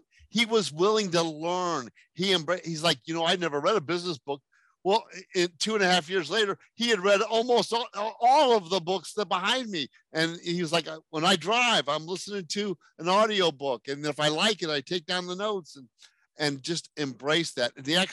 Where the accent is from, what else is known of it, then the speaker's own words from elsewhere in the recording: France; born there; I was born in France.